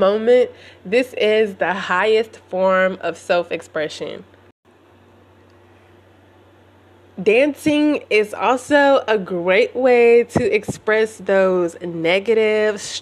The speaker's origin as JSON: {"language": "English", "country": "United States", "tie": "born or raised there", "said": "growing up in America"}